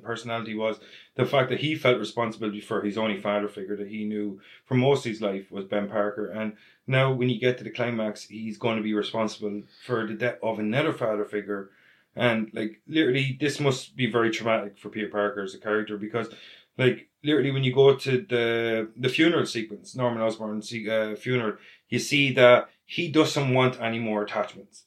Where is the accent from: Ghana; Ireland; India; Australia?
Ireland; we're Irish